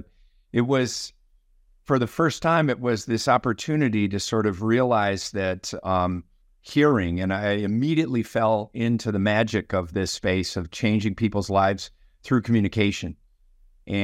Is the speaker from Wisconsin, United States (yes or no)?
yes; Green Bay, Wisconsin, United States; So I was living in Wisconsin. I grew up in Green Bay, and many of my family members were farmers